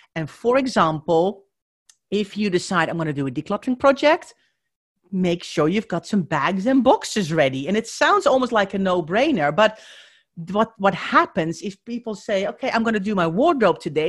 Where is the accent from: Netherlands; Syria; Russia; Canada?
Netherlands; accent: Dutch; moved away; if you are wondering where my accent is from, I am Dutch